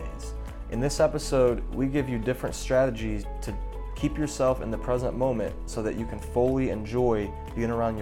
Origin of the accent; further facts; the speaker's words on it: St. Louis, Missouri, United States; moved away; I'm from St. Louis